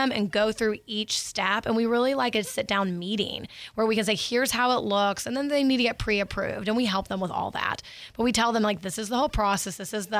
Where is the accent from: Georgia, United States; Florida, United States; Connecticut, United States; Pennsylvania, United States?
Florida, United States; Niceville; now in Pensacola, United States; I'm from Niceville. So I'm from Niceville originally.